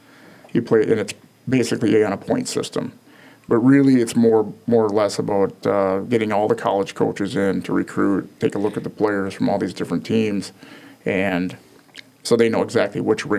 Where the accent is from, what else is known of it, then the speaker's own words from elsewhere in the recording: Bloomington, Minnesota, United States; I grew up in Bloomington